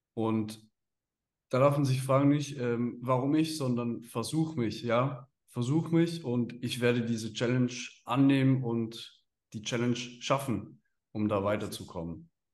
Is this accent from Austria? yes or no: no; Switzerland; als Schweizer in der Schweiz